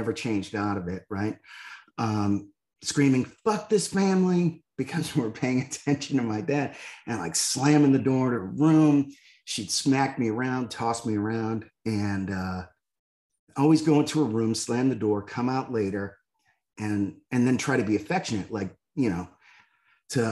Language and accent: English; Northeast, United States; I grew up in the Northeast in a blue collar neighborhood